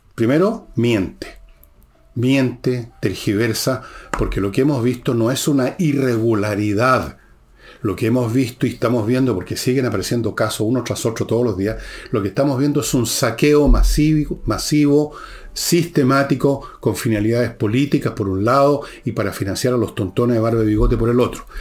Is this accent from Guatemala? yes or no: no; Chile; hay chilenos de etnia caucásica europea, como vuestro servidor